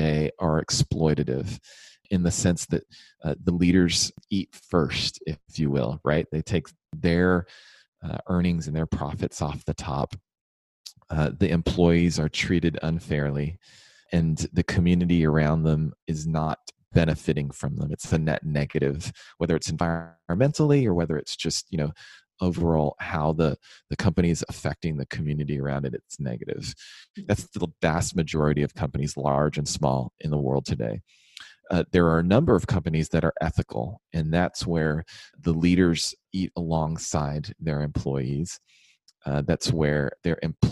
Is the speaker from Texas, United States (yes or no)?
yes; Houston, Texas, United States; moved away; also born or lived in Washington, D.C.; I was born and raised in Houston